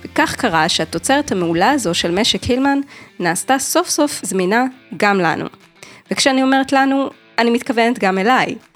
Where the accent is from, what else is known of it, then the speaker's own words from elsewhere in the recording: Jerusalem, Jerusalem District, Israel; moved away; גם אני ירושלמית במקור.